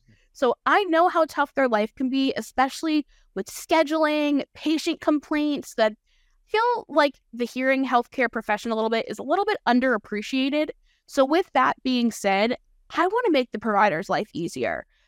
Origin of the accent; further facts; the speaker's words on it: Allentown, Pennsylvania, United States; also born or lived in Florida; my hometown V A in Allentown